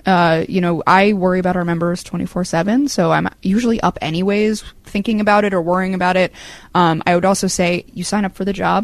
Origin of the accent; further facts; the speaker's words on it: San Francisco, California, United States; moved away as an adult; now in New York, United States; I grew up in San Francisco.